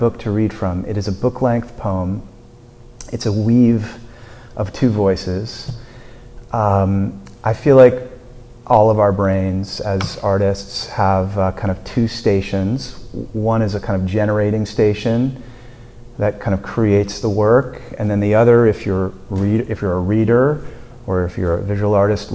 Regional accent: Burlington, Vermont, United States; I grew up in Burlington.

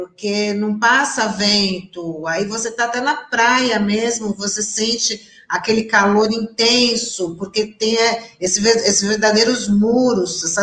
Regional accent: Santos, São Paulo, Brazil; vou me manifestar também, porque eu também fui criada no Marapé, dá licença, né?

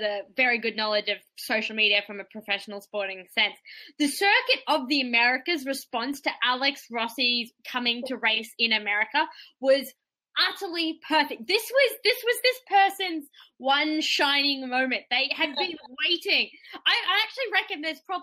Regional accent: Australia; I'm Australian

